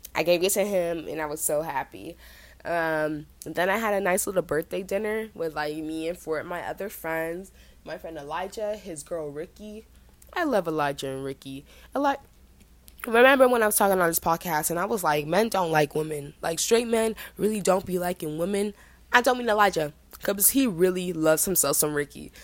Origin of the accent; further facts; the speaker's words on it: Jamaica; I am Jamaican